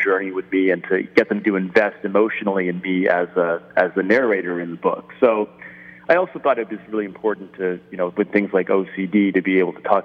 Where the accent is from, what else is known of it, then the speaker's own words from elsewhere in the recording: Rhode Island, United States; I grew up in Rhode Island